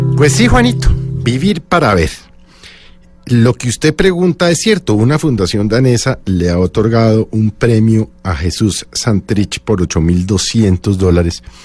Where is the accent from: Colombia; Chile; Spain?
Colombia; como colombiano